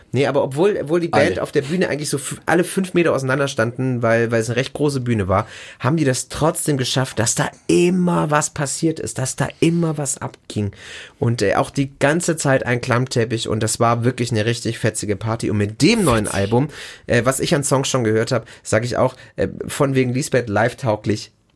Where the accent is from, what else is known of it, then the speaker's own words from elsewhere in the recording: Germany; hier bei uns in Deutschland